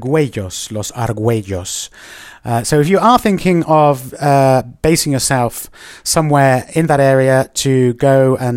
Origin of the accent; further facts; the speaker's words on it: Oxford, South East England, United Kingdom; now in Madrid, Spain; where I'm from, Oxford, and it is kind of on a much smaller scale, but you know, I'm from Oxford